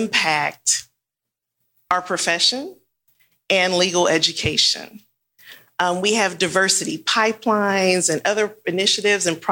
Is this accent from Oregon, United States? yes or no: no; Houston, Texas, United States; also born or lived in Los Angeles, California; back to Houston, my hometown